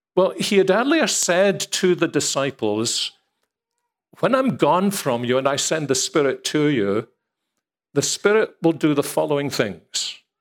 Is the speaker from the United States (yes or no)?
no; Scotland, United Kingdom; if we're Scottish